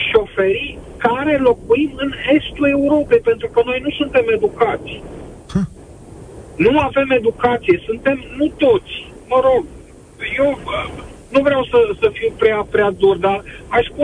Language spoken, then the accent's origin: Romanian; Romania; Nu știm, nu vrem să ne respectăm unul pe celălalt. Nu știm să ne iubim unul pe celălalt ca români.